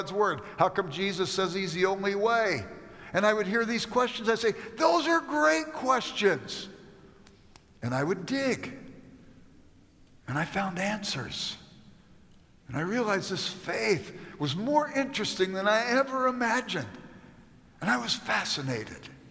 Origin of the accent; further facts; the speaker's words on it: Los Angeles, California, United States; I grew up in South Central Los Angeles